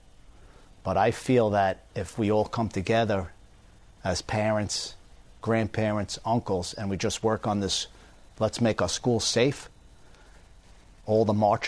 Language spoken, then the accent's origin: English; Long Island, New York, United States; now in Florida, United States; When I grew up in Long Island, my father instilled in me